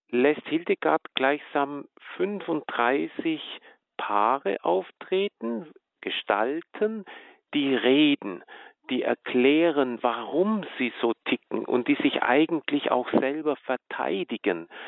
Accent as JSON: {"language": "German", "region": "Baden-Württemberg", "country": "Germany", "said": "Also ich komme ja aus dem Schwaberländle"}